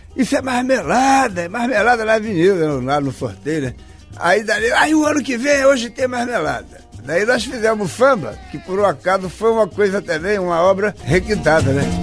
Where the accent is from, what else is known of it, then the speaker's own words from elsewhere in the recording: São João de Meriti, Rio de Janeiro, Brazil; also born or lived in Tijuca, Rio de Janeiro / Niterói; Sou carioca